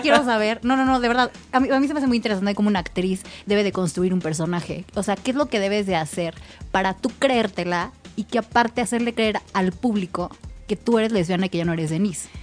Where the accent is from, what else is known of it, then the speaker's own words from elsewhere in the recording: Mexico; nuestro país